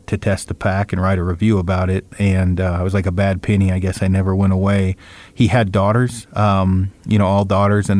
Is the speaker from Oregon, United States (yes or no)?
yes; Oregon, United States; The Pacific Crest Trail, it's in Oregon. It runs kind of right by my hometown